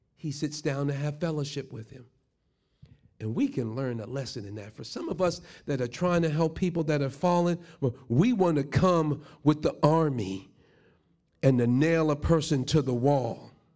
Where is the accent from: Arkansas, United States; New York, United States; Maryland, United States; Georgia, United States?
New York, United States; New York City; growing up in Brooklyn